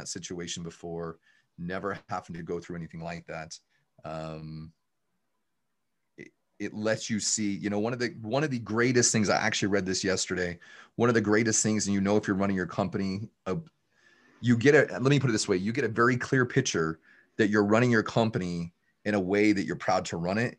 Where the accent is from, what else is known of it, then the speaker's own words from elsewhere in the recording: just outside of Salt Lake City, Utah, United States; I'm from the Utah area, just outside of Salt Lake City, Utah. And I barely graduated high school